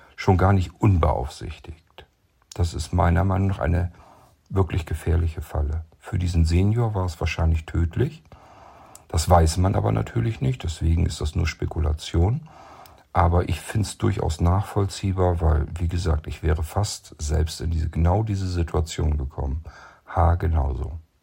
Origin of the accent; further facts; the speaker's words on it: Lower Saxony, Germany; zurück nach Niedersachsen in meine Heimat